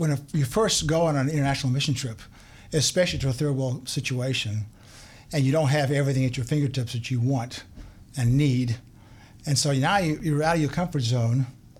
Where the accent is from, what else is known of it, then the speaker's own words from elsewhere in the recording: Zimbabwe; Well, I grew up in Zimbabwe. My parents were missionaries back in the 50s and 60s.